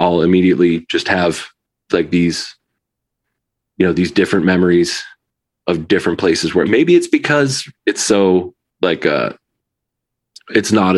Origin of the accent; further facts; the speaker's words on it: New Haven, Connecticut, United States; I grew up in New Haven, Connecticut